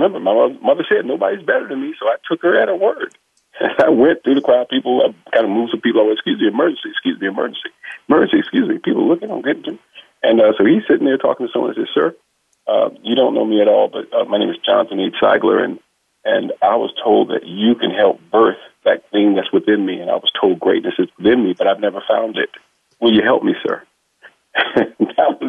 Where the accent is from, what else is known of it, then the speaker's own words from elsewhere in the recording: South Carolina, United States; moved away; I call myself just a plain old country boy from South Carolina. I was born and raised in South Carolina by an awesome mom